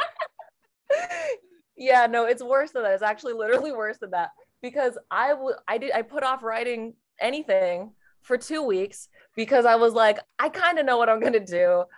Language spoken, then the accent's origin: English; Portland, Oregon, United States; Portland, Oregon